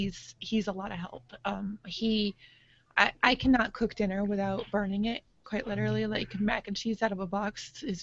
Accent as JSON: {"language": "English", "town": "Rochester", "region": "New York", "country": "United States", "moved": "yes", "said": "my whole family is back in New York. I'm from Rochester originally"}